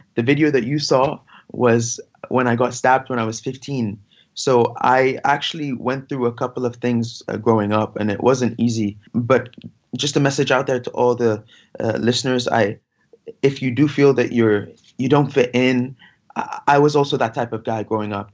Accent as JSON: {"language": "English", "town": "Giza", "region": "Giza Governorate", "country": "Egypt", "tie": "born or raised there", "said": "I was born in Giza, uh, next to where, you know, the famous Giza pyramids are"}